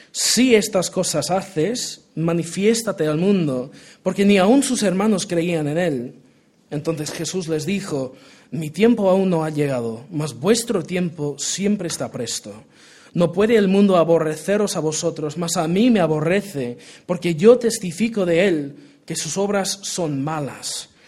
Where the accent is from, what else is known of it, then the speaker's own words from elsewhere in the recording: Portugal; Spanish is a second language; Yo me crié en Portugal, eh, soy hijo de misioneros. Y si mi acento español es malísimo, pues es una combinación de portugués y americano